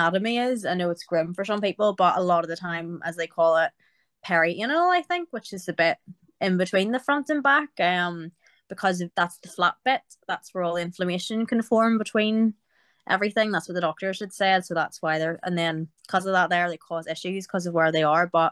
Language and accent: English; Belfast, Northern Ireland, United Kingdom; I'm from Belfast in Northern Ireland